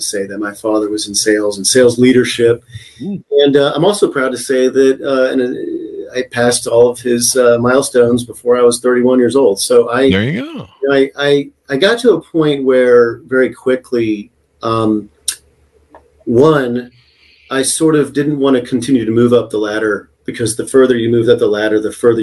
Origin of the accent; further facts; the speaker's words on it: United States; also born or lived in Texas / Oklahoma; now in San Diego, United States; growing up in Texas and Oklahoma